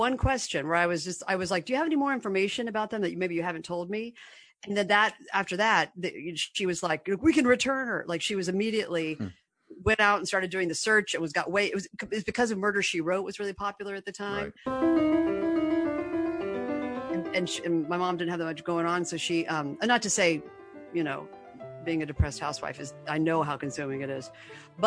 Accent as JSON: {"language": "English", "town": "Indianapolis", "region": "Indiana", "country": "United States", "tie": "born or raised there", "moved": "yes", "lives_now": "California, United States", "said": "Indianapolis. I grew up in Indianapolis."}